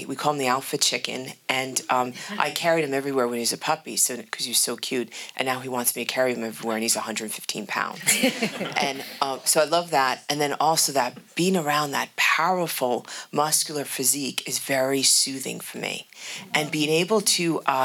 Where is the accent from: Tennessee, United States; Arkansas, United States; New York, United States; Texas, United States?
New York, United States; New York City; I grew up in New York City and I was born in the Bronx.